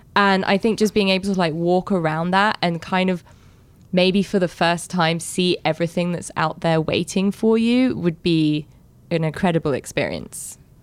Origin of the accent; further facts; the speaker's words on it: London, United Kingdom; when I was growing up in London